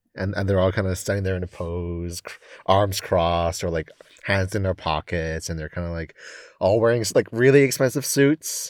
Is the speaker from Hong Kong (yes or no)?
yes; Hong Kong; also born or lived in United Kingdom; I was born and raised here, spending only three years in the U K for university